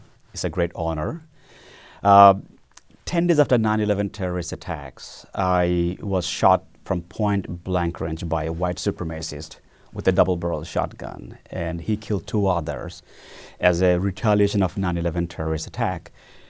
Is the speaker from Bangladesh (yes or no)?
yes; Bangladesh; moved away as an adult; now in United States; when I was in high school back in the 90s in my birth country, Bangladesh.